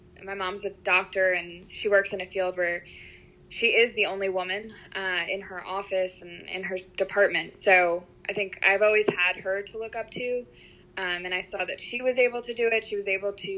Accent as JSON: {"language": "English", "region": "New York", "country": "United States", "moved": "as an adult", "lives_now": "Louisiana, United States", "said": "I'm originally from New York"}